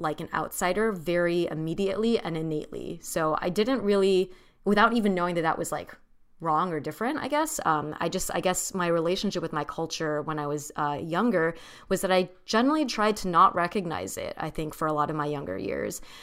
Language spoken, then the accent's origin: English; Orange County, California, United States; I grew up in Orange County, California